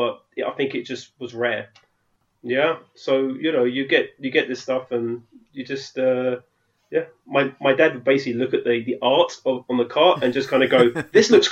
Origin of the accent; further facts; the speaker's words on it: London, United Kingdom; moved away as an adult; now in Netherlands; You can tell that I'm from London, so living in the Holland